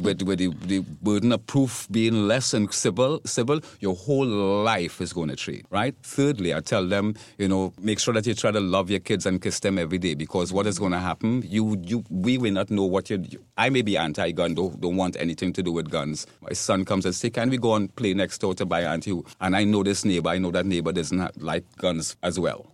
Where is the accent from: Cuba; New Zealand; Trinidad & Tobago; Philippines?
Trinidad & Tobago; now in Florida, United States; my native country. I'm from Trinidad and Tobago.